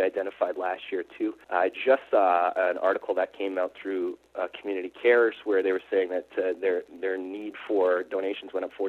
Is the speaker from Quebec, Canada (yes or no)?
no; St. Catharines, Ontario, Canada; I'm from St. Catharines.